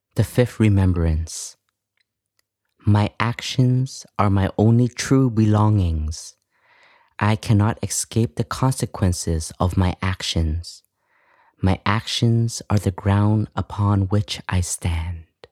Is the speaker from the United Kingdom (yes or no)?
no; Canada; moved away; I grew up in Canada